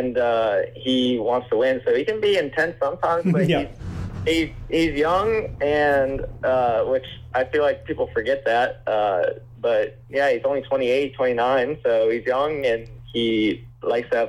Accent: Michigan, United States

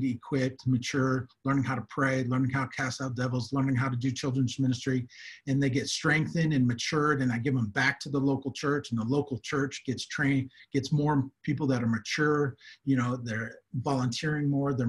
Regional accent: United States; moved away as an adult; now in South Africa; I am an American here in Africa, but I've been here for working in Africa for over 20, 25 years, short-term and long-term, here in South Africa for over 16 years

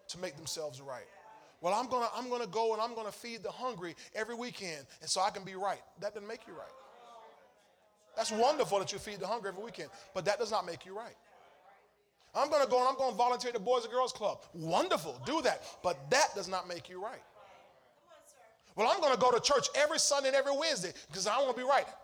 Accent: Chicago, Illinois, United States; I'm from Chicago, and Chicago, this how we play in Chicago.

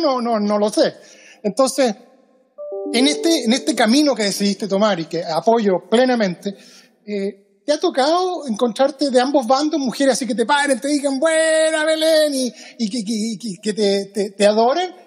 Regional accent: Chile; moved away as an adult; now in Seattle, United States; yo me fui de Chile el año 2013. 2003 llevo 17 años en Estados Unidos.

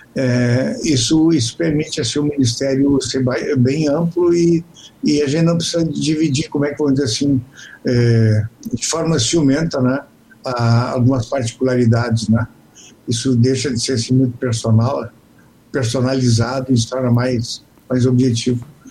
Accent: Canguçu, Rio Grande do Sul, Brazil; moved away; also born or lived in Pedro Osório; Sou natural de Canguçu

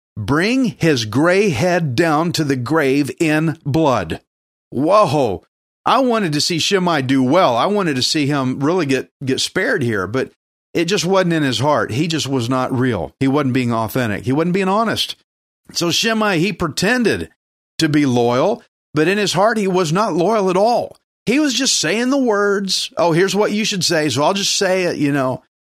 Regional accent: United States; I'm an American.

